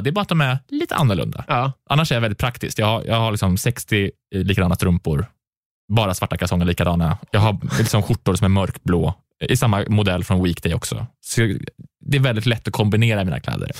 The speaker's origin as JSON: {"language": "Swedish", "town": "Karlstad", "region": "Värmland", "country": "Sweden", "tie": "born or raised there", "moved": "yes", "said": "i Karlstad, där jag är ifrån, då, där spelade jag mycket teater"}